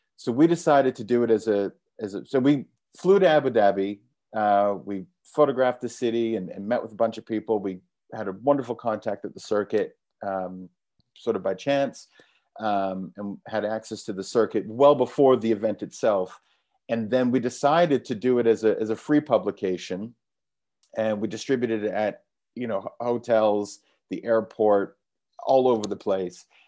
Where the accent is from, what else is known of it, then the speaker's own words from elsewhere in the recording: Canada; moved away as an adult; also born or lived in London; I'm from Canada, but I moved to London when I was nineteen to become a trader